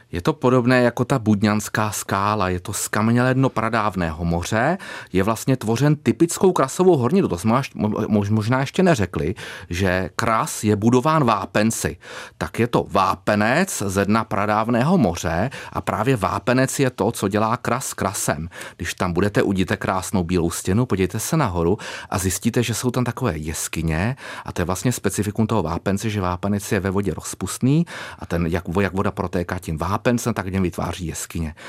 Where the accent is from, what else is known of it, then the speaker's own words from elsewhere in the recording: Králův Dvůr, Central Bohemian Region, Czechia; já pocházím z Králova dvora, takže je to oblast mě blízká